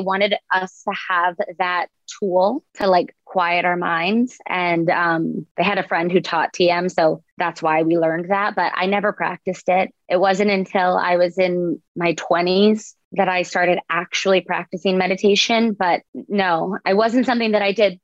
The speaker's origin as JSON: {"language": "English", "town": "Boca Raton", "region": "Florida", "country": "United States", "tie": "born or raised there", "said": "I grew up in Boca Raton and went to a private school"}